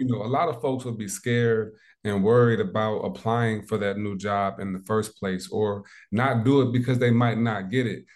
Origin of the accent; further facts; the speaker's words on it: South Bend, Indiana, United States; when I was a young pup, about six, seven years old, I moved back from Indianapolis to South Bend, Indiana.